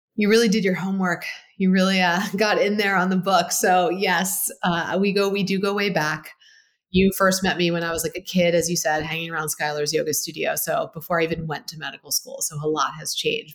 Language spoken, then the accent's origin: English; Baltimore, Maryland, United States; I grew up in Baltimore, Maryland, great upbringing